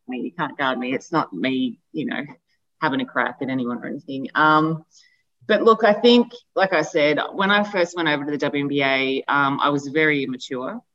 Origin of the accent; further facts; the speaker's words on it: Albury, New South Wales, Australia; we're from Albury